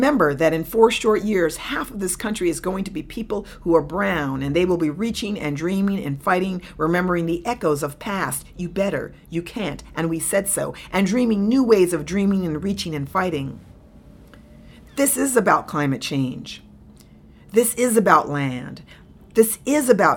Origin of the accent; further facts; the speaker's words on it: New York City, New York, United States; I grew up in New York. I was born in New York City